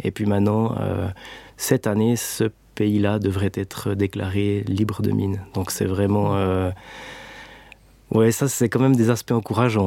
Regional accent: Switzerland; bon Suisse bien formaté

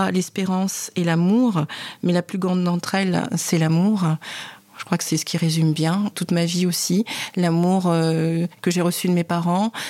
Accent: Cameroon; et c'est pas du tout à ma voix que vous pouvez constater que je suis camerounaise.

